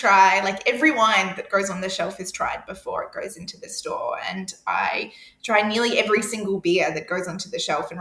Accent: Queensland, Australia; I come from Queensland

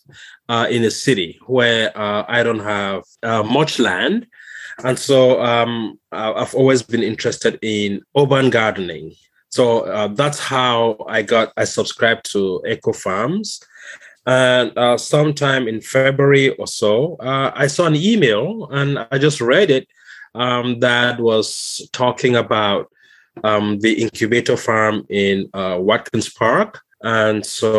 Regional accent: Cameroon; moved away as an adult; also born or lived in Seattle, Washington / Wisconsin; now in Fairfax, United States; I'm originally from Southern Cameroon. I live in Fairfax, Virginia

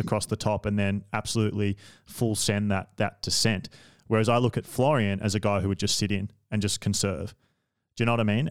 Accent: Australia; I'm Australian

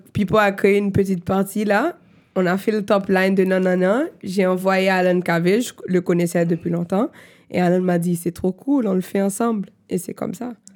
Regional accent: Haiti; first language Haitian Creole, French, English; French is a second language; moved away as an adult; also born or lived in Miami, United States / New York, United States; now in Montreal, Canada; j'ai grandi en Haïti comme mes parents, so je suis haïtienne.

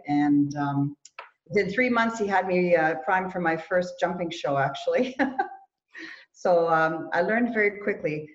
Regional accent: Canada; born or raised there; also born or lived in Germany

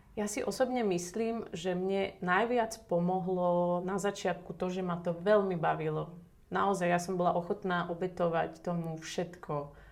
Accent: Slovakia; som Slovenka.

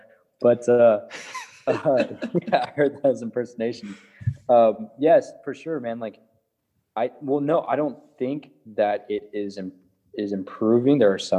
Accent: California, United States; Hey, I know you're from California. I'm from California too.

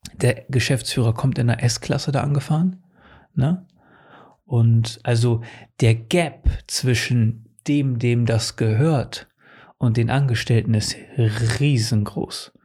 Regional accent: Portugal; now in Germany; in meiner Heimat in Portugal. Seit, seitdem ich da weggezogen bin

